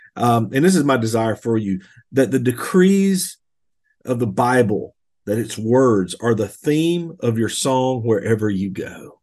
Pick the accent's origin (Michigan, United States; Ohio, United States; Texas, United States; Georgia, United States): Georgia, United States; Bold Springs; I grew up in Bold Springs, Georgia, on a farm